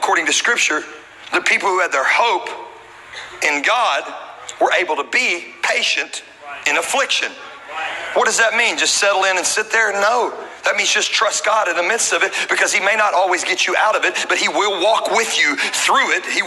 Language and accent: English; Louisiana, United States; I'm from Louisiana